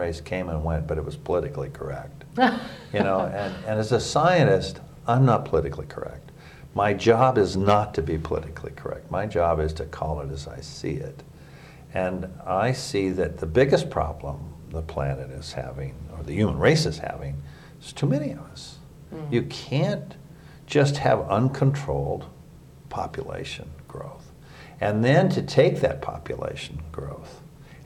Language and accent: English; United States; an American